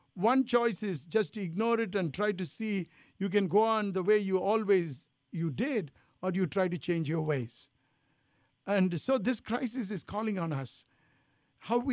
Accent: India; also born or lived in Italy; now in United States; I feel I'm Indian, but I lived in Italy. I feel Italian. I've lived in America all these years

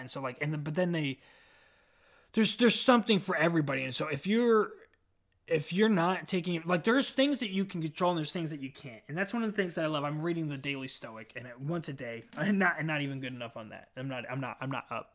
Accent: Omaha, Nebraska, United States; I'm from Omaha, Nebraska

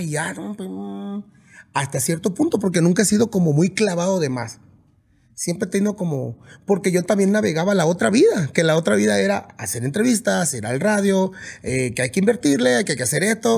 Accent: Mazatlán, Sinaloa, Mexico; also born or lived in Puerta de Canoas; yo crecí en las dos partes, crecí en Mazatlán y crecí en el rancho

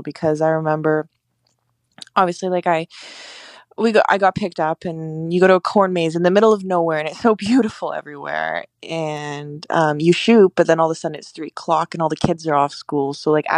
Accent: Victoria, British Columbia, Canada; also born or lived in Toronto; I was born in Canada. I was born in a place called Victoria, BC.

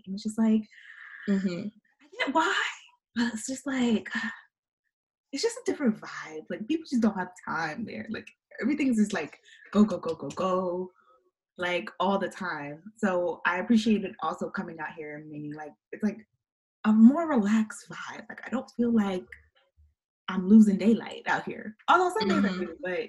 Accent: New York, United States; because I'm from New York

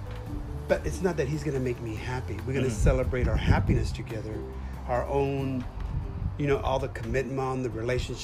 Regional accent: United States; also born or lived in Texas; I come from the United States

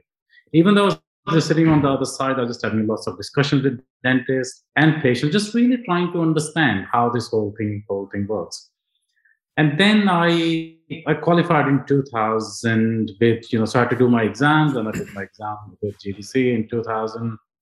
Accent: Punjab, India; English is a second language; moved away as an adult; now in United Kingdom; I was born in India

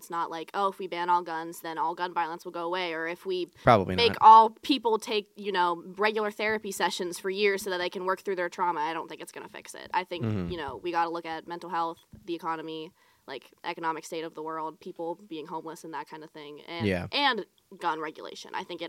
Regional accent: Mount Pleasant, Pennsylvania, United States; Like, yeah, by Greensburg.

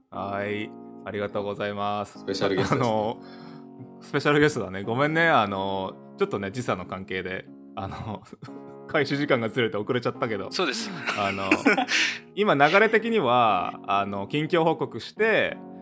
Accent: Okinawa, Japan; now in United States; 僕の出身の沖縄、出身沖縄なんですけど

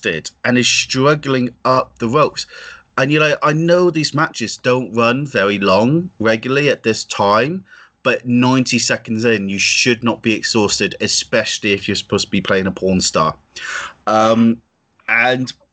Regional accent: Plymouth, South West England, United Kingdom; accent: country bumpkin; I'm from Janetown of Plymouth, so to be fair, I sound like a country bumpkin regardless of what I say.

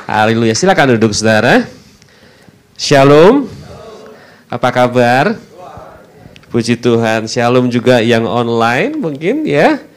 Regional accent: Semarang, Central Java, Indonesia; also born or lived in Bandung; sudah semenjak tahun lalu saya bersama dengan keluarga pindah ke kota Semarang, kota asal saya. Eh, setelah kurang lebih sekitar 17 tahun tinggal di kota Bandung, saudara.

